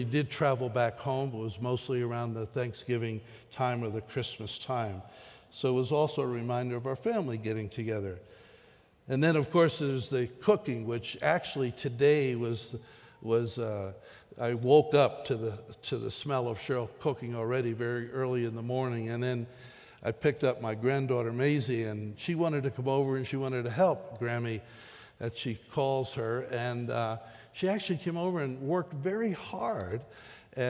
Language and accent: English; the East, United States; moved away; memories from my childhood of growing up in the East